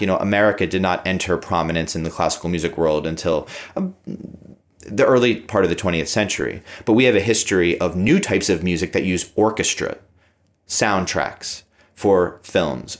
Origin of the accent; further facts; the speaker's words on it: United States; as an American music director